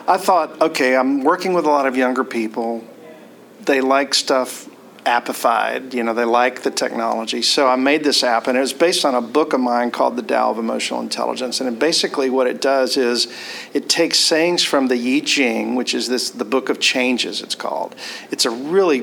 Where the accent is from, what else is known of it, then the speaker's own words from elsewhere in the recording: Mobile, Alabama, United States; I was born in Mobile, Alabama, and have very Southern roots